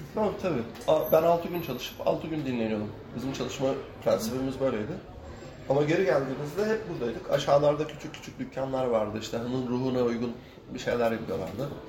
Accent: Kilitbahir, Çanakkale, Turkey; now in Çanakkale, Turkey; Aslında Kilitbeyirliyim ben. Yakın. Kilitköy ile Çanakkale ile entegre bir köy zaten.

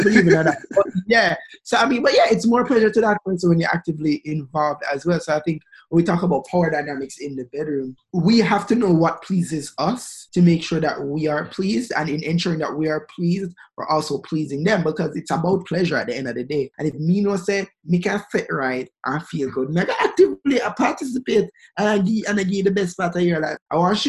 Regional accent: Pakistan; Girl, stop. I'm from Pakistan.

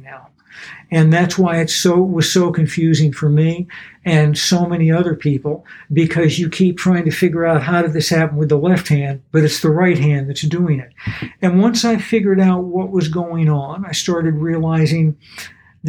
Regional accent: Atlanta, Georgia, United States; I was growing up in Atlanta, and I would go hear every kind of music

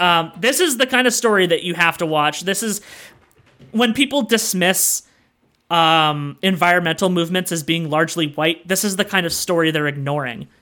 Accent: Canada

